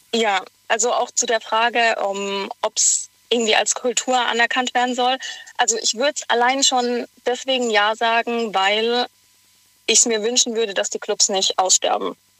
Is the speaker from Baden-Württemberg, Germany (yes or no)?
yes; near Karlsruhe, Baden-Württemberg, Germany; in der Nähe von Karlsruhe